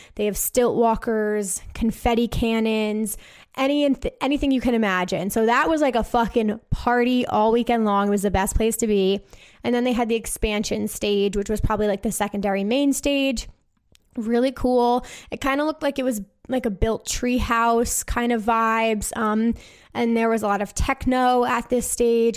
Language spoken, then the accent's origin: English; New Jersey, United States; I am from New Jersey